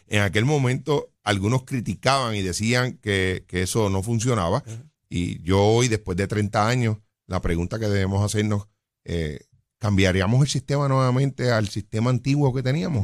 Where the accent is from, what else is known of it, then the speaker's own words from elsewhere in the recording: Jayuya, Puerto Rico; yo soy natural de Jayuya